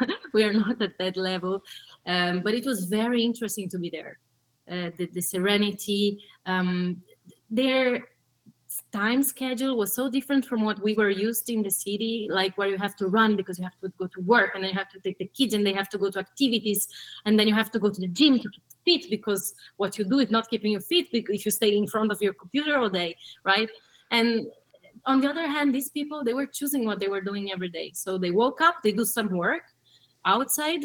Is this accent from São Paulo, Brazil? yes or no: yes; São Paulo, Brazil; also born or lived in Tuscany, Italy; now in Italy; I was born in Sao Paulo, Brazil, which you know it's hmm. pretty big. Mm-hmm um, chaotic. Uh, so I met life that simple and poverty, misery, all that stuff you probably know. Mm-hmm. Uh, and I, I lived there for 10 years.